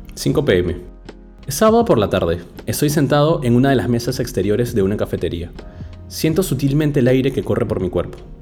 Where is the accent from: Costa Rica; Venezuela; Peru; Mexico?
Peru; Lima; now in London, United Kingdom; en mi ciudad de origen, la ciudad de los reyes, Lima